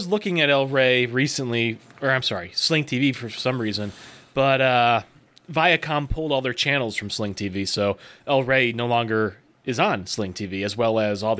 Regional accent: Australia; WWE Super Showdown on October 6th in my home country of Australia

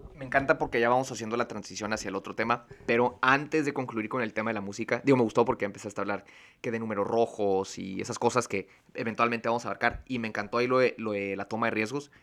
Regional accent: Tijuana, Baja California, Mexico; creciendo aquí en Tijuana

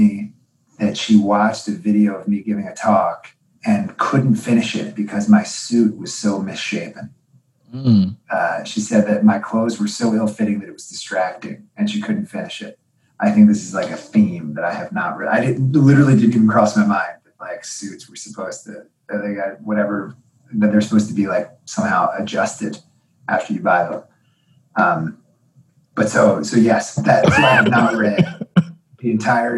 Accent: outside of Philadelphia, Montgomery County, Pennsylvania, United States; now in Cambridge, United States; I grew up outside of Philadelphia, in Montgomery County

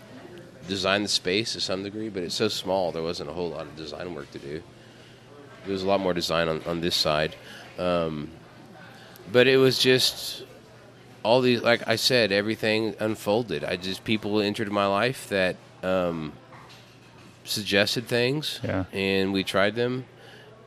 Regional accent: Texas, United States; moved away as an adult; also born or lived in Mexico; now in Asheville, United States; growing up in Texas, there's a lot of Mexican food

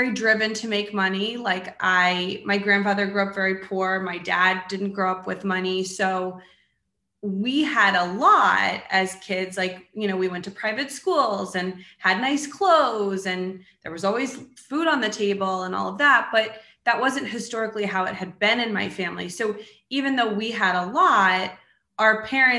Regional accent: Maryland, United States; also born or lived in New York / Washington, D.C.; I grew up in Maryland and I still live in Maryland

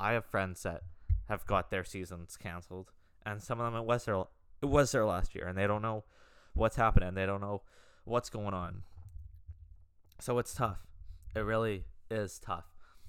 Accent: Madison, Wisconsin, United States; I'm from Madison too, so it was always cool coming back and playing those guys.

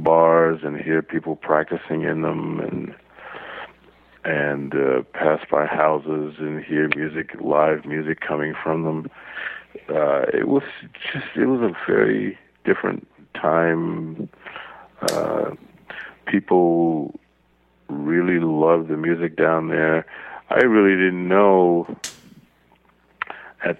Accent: New Orleans, Louisiana, United States; I was born in New Orleans

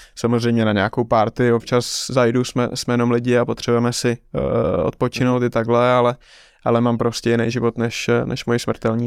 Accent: Czechia; já vlastně jako jediný Čech jsem dostal eh, profesionální licenci v šesti letech

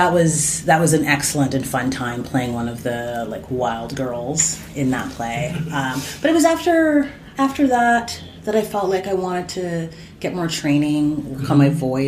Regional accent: Winnipeg, Manitoba, Canada; I was raised in Winnipeg, Manitoba

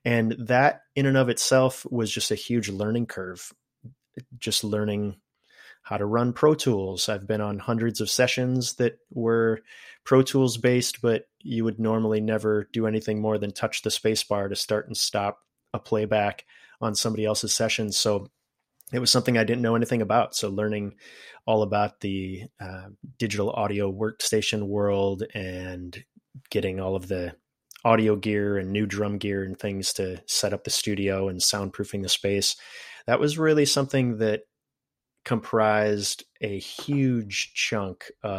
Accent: Wisconsin, United States; also born or lived in Terre Haute, Indiana / Minnesota; now in Oregon, United States; I was born in Terre Haute, Indiana, a place that I don't remember much about because I left when I was very young, but lived most of my growing up years in various spots of Wisconsin and Minnesota. And eventually in 06, moved myself out this way to Oregon.

